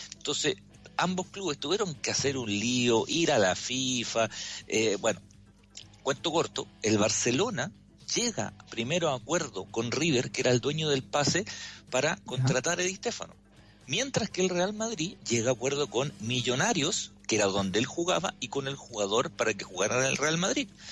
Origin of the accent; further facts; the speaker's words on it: Chile; como chileno